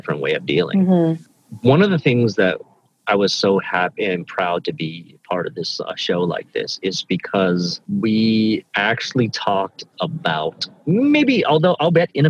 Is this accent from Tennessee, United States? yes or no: yes; Memphis, Tennessee, United States; also born or lived in Kobe, Japan / Guangxi, China; we immigrated when I was a child to the deep south of America, which is Memphis, Tennessee. And that's where I was sort of came of age.